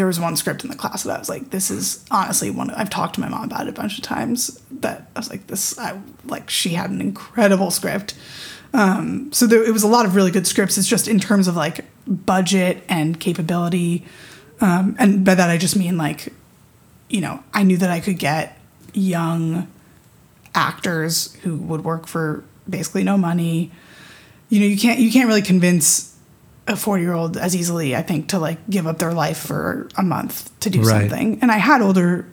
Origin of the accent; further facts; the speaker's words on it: New York, United States; I grew up in New York